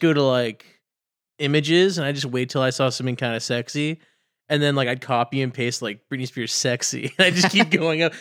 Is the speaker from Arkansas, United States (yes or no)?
no; Dallas, Texas, United States